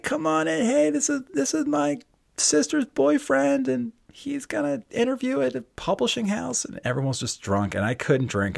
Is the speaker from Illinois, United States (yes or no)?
no; Towson, Maryland, United States; I'm from Towson, Maryland